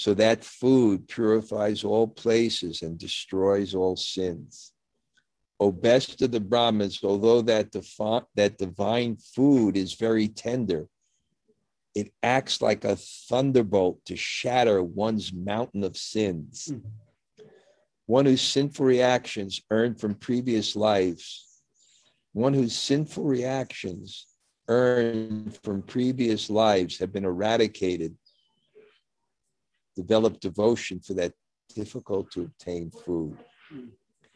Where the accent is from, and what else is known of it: New York City, New York, United States